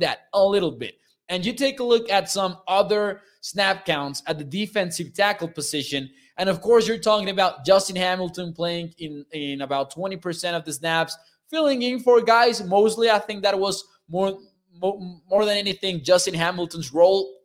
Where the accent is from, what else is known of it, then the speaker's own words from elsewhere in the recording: Mexico; I am from Mexico.